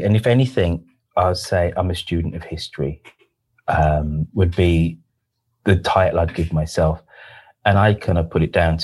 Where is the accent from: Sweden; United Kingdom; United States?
United Kingdom; England; I grew up in a majority white neighborhood